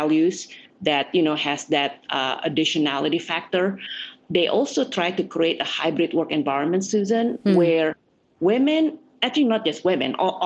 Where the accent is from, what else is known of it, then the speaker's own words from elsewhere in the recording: Jakarta, Indonesia; now in United States; I was born and raised in Jakarta.